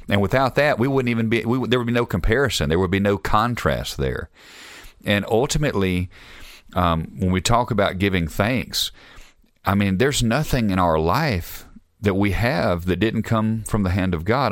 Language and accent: English; Alabama, United States; now in Utah, United States; I'm from Alabama, if, in case y'all didn't know, I wasn't from here